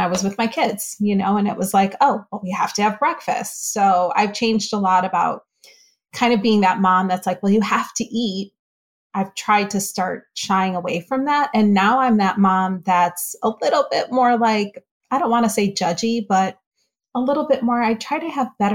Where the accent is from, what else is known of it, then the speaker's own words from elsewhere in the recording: Northeast, United States; now in Florida, United States; I grew up in the Northeast